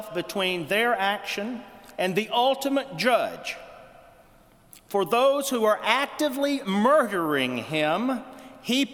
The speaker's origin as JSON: {"language": "English", "region": "Lower Alabama", "country": "United States", "tie": "born or raised there", "said": "my hometown in Lower Alabama"}